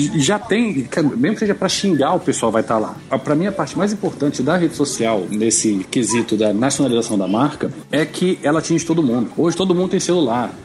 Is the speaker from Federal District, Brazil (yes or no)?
yes; Brasília, Federal District, Brazil; sou de Brasília